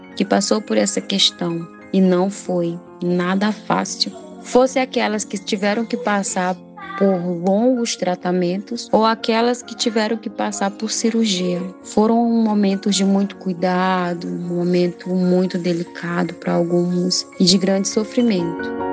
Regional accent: Brazil; sou do povo Gavião Acrante KTG

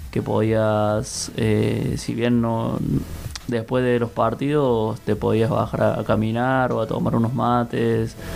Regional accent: Córdoba, Argentina; en, el plantel general somos varios los cordobeses, pero bueno, nos tocó ir dos cordobeses ahora al Mundial.

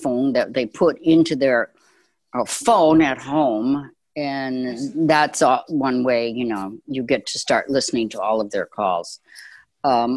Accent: Chicago, Illinois, United States; I grew up in Chicago.

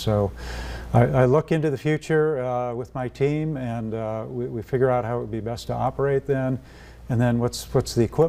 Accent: North Dakota, United States; moved away; here in my home state.

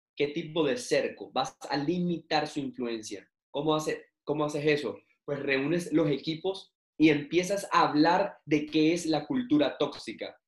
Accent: Barranquilla, Atlántico, Colombia; now in Bucaramanga, Colombia; en mi ciudad natal, que es Barranquilla. Yo actualmente vivo en Bucaramanga

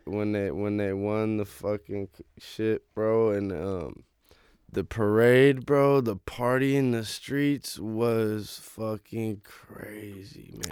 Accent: Oakland, California, United States; moved away as an adult; now in Los Angeles, United States; Oakland. So I grew up right next to Lake Merritt

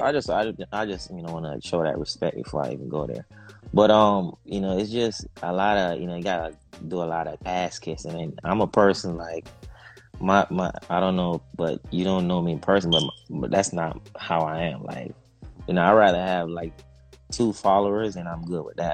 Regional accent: Jamaica; now in United States; I'm originally from Jamaica

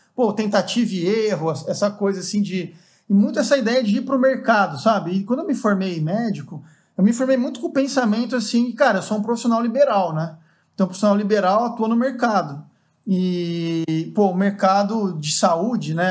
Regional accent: Avaré, São Paulo, Brazil; fui para Avaré, que é a cidade onde eu cresci, né? Uma cidade no interior de São Paulo

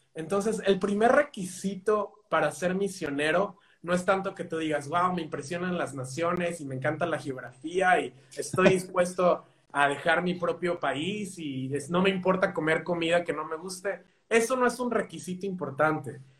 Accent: Mexico; now in Spain; yo soy de México.

